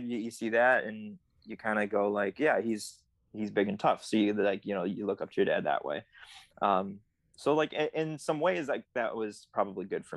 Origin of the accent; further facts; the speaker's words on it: Chicago, Illinois, United States; I grew up in the suburbs, so it's not like I was driving downtown Chicago a lot